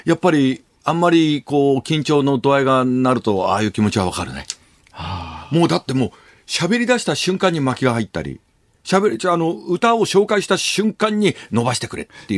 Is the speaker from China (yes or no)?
no; Tokyo shitamachi, Japan; 僕はたまたま東京の下町で生まれ育ってるわけですよ。